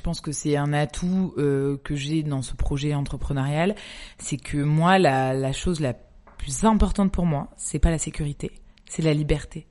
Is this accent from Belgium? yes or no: no; Toulouse, Occitania, France; moved away as an adult; also born or lived in Paris; now in Marseille, France; je suis de Toulouse avec mon mari